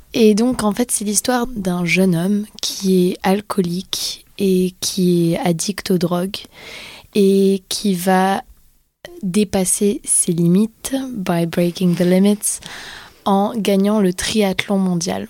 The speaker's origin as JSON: {"language": "French", "country": "Poland", "said": "je suis polonaise"}